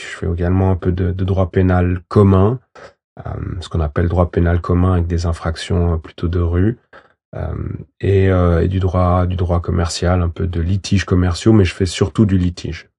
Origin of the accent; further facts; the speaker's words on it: Valais, Switzerland; also born or lived in Portugal / Guinea-Bissau; j'ai grandi en Valais